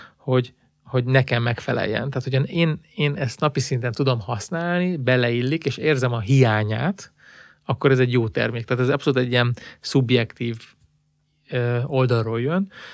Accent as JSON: {"language": "Hungarian", "country": "Hungary"}